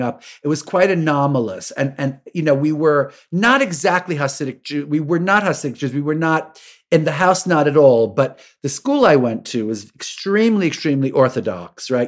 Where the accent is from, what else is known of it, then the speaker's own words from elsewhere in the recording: New York City, New York, United States; also born or lived in Bridgehampton, Long Island; I'm a New Yorker, so, I mean, I've lived in New York City since I'm, I'm born in Brooklyn, and I went to high school on forty-sixth Street